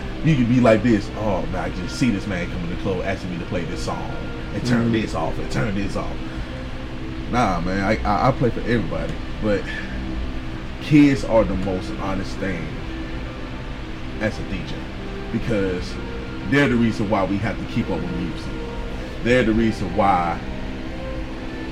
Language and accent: English; Mobile, Alabama, United States; Growing up in Tumbleville